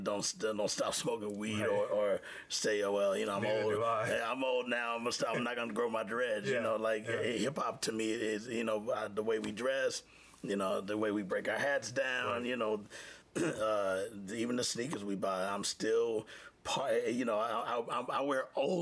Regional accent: Houston, Texas, United States; moved away; I grew up in Texas and been around a lot of cowboys

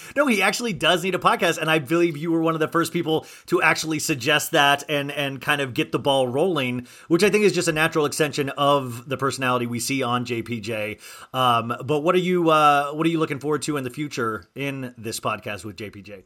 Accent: Olathe, Kansas, United States; moved away; I grew up in Kansas

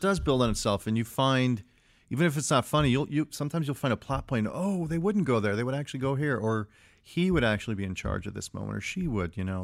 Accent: Chicago, Illinois, United States; I grew up in Chicago

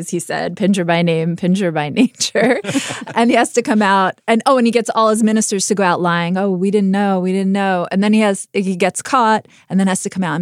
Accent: United States; as an American

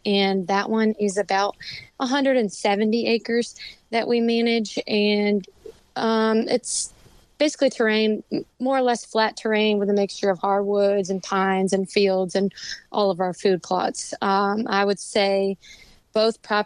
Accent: Fredericksburg, Virginia, United States; moved away as an adult; I actually was born and raised in Fredericksburg, Virginia, and I just recently moved here with my boyfriend about a year ago now

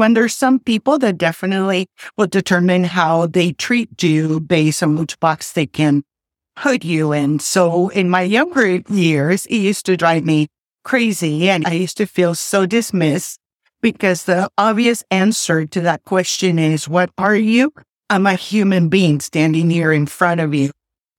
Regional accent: Panama City, Panama; moved away as an adult; also born or lived in Wichita, Kansas; now in United States; And I was born and raised in Panama City, Panama. And about 36 years ago, I can't believe it's been that long, I was living in Panama

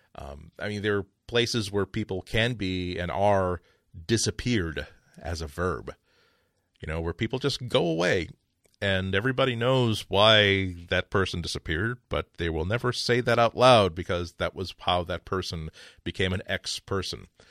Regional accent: United States; I'm an American

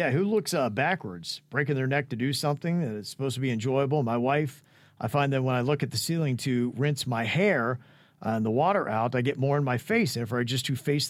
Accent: Ohio, United States; I love growing up in Central Ohio, but I don't think we'll be going back.

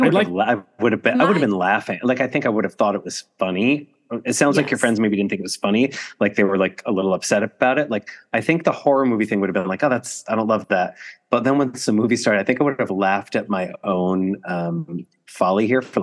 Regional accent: New Jersey, United States; Well, you're from North Jersey. I'm from North Jersey.

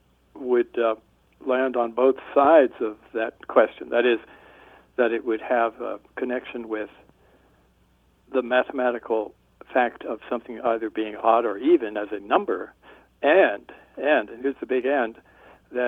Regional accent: New Jersey, United States; now in Tucson, United States; from early childhood on, I grew up on the East Coast, New Jersey

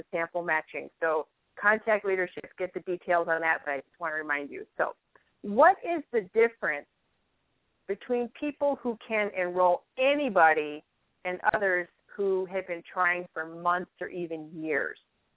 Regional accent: Chicago, Illinois, United States; accent: Chicago; now in Fargo, United States; I'm not totally up on my Fargo accent yet. I still get some Chicago in there

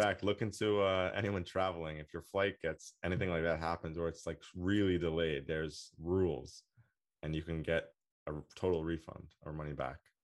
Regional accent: United States; I'm American

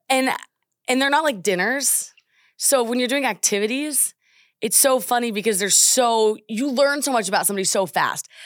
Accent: Oklahoma, United States; I am just from Oklahoma

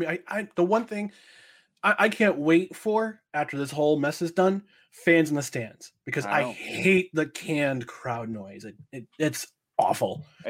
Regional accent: New Jersey, United States; moved away; I'm originally from New Jersey.

